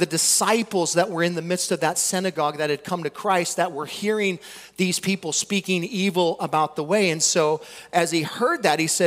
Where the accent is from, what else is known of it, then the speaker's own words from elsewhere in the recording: United States; We came from America, dude. We're Americans.